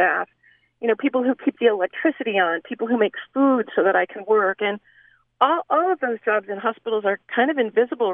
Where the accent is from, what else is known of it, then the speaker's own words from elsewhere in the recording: the West, United States; part of what I love about growing up in the West are, you know, our wide open spaces